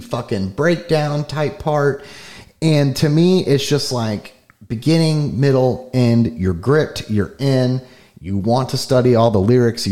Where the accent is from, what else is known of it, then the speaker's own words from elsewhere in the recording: Florida, United States; we're from Florida